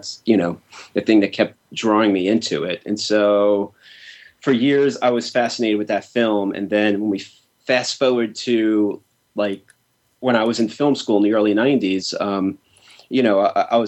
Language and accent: English; Long Island, New York, United States; I was from Long Island.